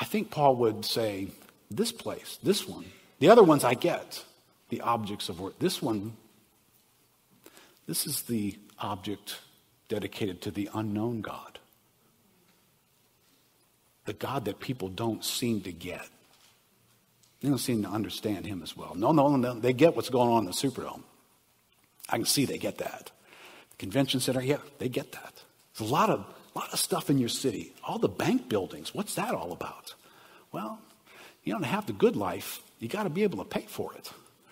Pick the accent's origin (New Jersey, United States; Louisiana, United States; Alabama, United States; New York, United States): Louisiana, United States; New Orleans; I grew up in New Orleans